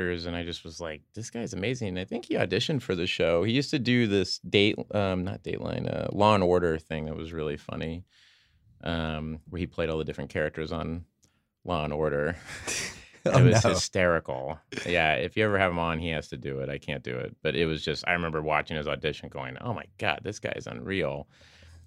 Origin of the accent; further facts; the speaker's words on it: Oklahoma, United States; I'm from Oklahoma